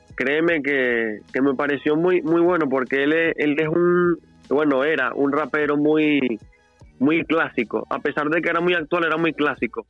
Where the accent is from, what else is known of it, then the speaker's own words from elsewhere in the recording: Los Teques, Miranda, Venezuela; soy directamente de Los Teques